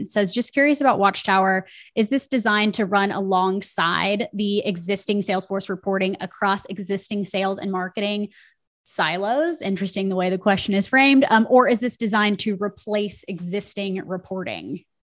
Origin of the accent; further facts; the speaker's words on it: Nashville, Tennessee, United States; I'm from Nashville, Tennessee.